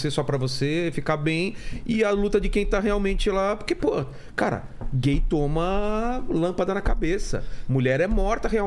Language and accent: Portuguese; Rio de Janeiro, Brazil; moved away as an adult; also born or lived in Curitiba / São Paulo; eu cresci no Rio de Janeiro.